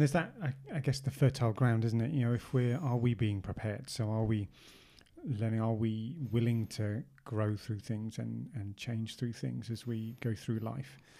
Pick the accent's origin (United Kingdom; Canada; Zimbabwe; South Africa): United Kingdom; England; we're English